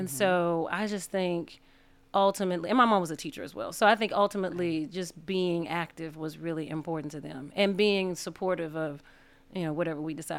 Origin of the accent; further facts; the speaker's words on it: Memphis, Tennessee, United States; North Memphis, Tennessee, at Mara and Valentine.